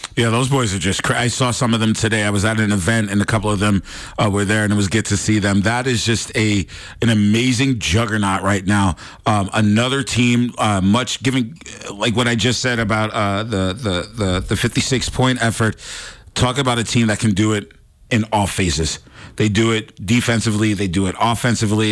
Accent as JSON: {"language": "English", "region": "East Coast", "country": "United States", "moved": "yes", "lives_now": "Montana, United States", "said": "I'm from the East Coast"}